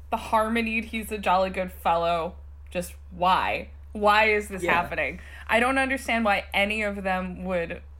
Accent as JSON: {"language": "English", "area": "Hudson Valley", "region": "New York", "country": "United States", "tie": "born or raised there", "said": "I grew up in the Hudson Valley, but my parents are from the Midwest"}